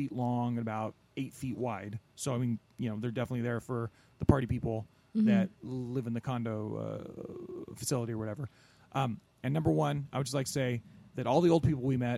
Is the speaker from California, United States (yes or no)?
yes; near Corona, California, United States; Out in Corona, big ups to my, you know, out near my hometown